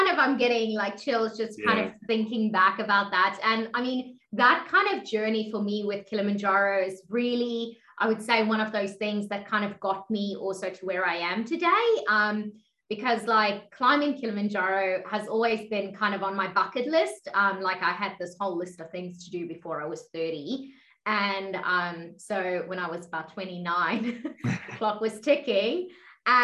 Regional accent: South Africa; also born or lived in Middle East; now in Australia; Yeah, so as Jonathan was saying, like … I'm originally from South Africa, and I've kind of lived all over the world. I spent quite a few years in the Middle East as well as in Australia, where I'm currently.

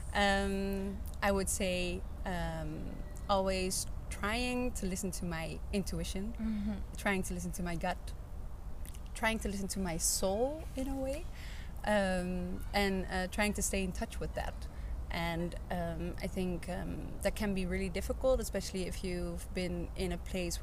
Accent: Netherlands; moved away as an adult; now in Hamburg, Germany; I now live in Hamburg, but I'm originally from the Netherlands

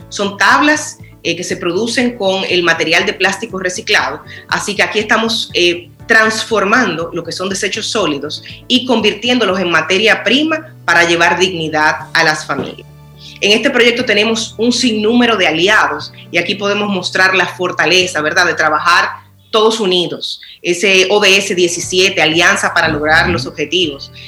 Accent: Dominican Republic; como nación

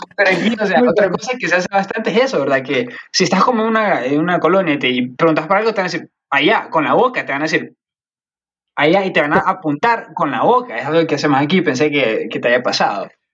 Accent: Olancho, Honduras; yo soy de, de Olancho, no sé si has ido, eh, yo soy de ahí

